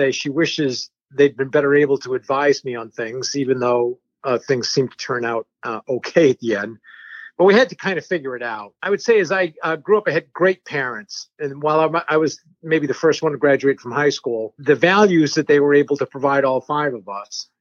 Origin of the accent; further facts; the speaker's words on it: New Hampshire, United States; first language French; English is a second language; I grew up in New Hampshire, in a small French Canadian enclave in New Hampshire